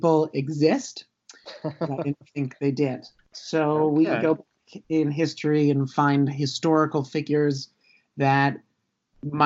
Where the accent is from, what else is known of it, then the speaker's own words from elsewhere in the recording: Florida, United States; where I grew up in Florida